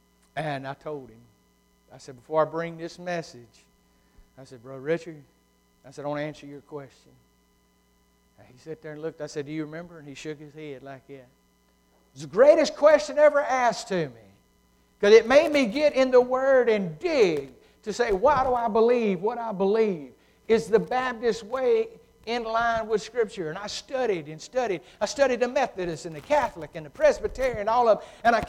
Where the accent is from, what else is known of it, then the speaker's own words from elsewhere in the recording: United Kingdom; being a Brit, you know, we've got to have an answer for everything.